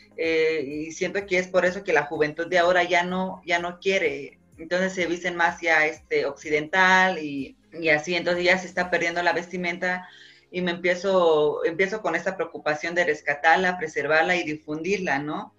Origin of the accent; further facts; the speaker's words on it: Oaxaca, Mexico; nosotros como oaxaqueños somos este, ricos en cultura